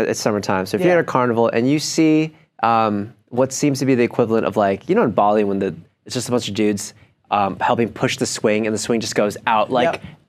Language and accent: English; Buffalo Grove, Illinois, United States; growing up in my hometown called Buffalo Grove Days.